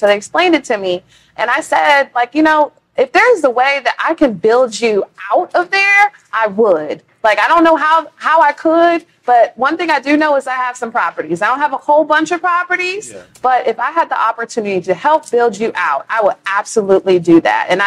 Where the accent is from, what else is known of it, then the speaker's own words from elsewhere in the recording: Bay Area, California, United States; moved away as an adult; also born or lived in Houston; I'm originally from California, from the Bay Area.